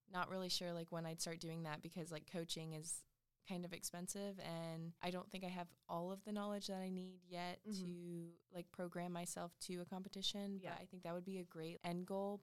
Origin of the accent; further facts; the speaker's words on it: Wilmington, United States; my hometown right outside of Wilmington.